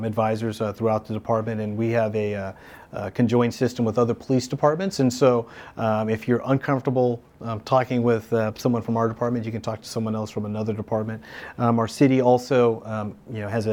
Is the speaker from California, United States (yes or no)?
yes; Palm Springs, California, United States; also born or lived in Santa Monica, California; I'm originally from Palm Springs, right? Nobody's from Palm Springs, but I am